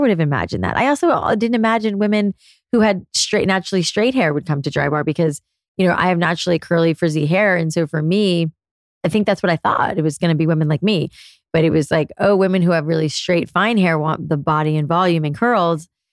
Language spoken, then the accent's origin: English; South Florida, United States; moved away as an adult; also born or lived in New York City; I was a curly haired girl growing up in South Florida